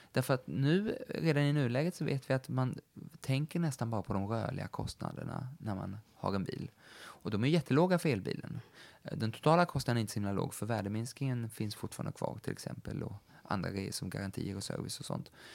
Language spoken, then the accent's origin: Swedish; Sweden